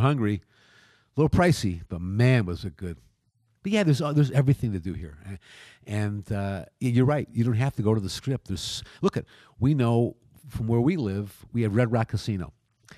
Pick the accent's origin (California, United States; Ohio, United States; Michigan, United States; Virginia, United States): Michigan, United States; Detroit; now in Las Vegas, United States; I come from Detroit, which was it's over 300 years old city